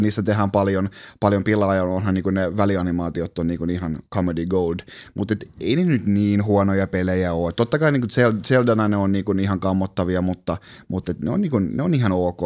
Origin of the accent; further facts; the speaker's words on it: Kuusjoki, Southwest Finland, Finland; mä oon kotoisin Kuusjoelta, mikä on ihan keskeltä metsää, semmoinen pieni 2000 ää, asukkaan kunta tuolla Salon lähellä